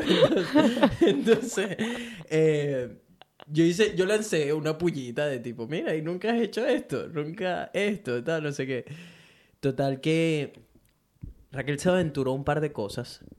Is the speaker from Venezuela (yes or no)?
yes; Venezuela; now in Brisbane, Australia; mí como venezolano